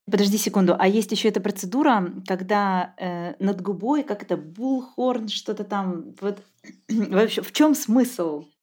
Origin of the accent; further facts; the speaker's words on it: southern Russia, Russia; accent: southern; я говорю с южным известным акцентом.